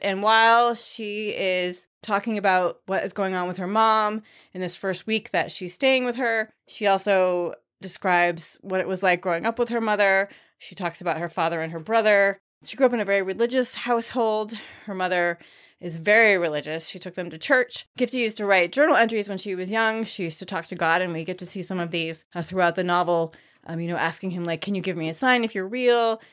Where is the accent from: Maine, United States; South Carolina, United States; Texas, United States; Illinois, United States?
Maine, United States; moved away as an adult; also born or lived in New Hampshire; I grew up in Maine